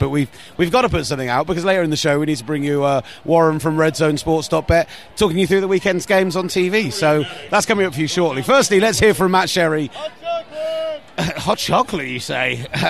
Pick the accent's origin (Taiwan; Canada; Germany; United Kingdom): United Kingdom; we're British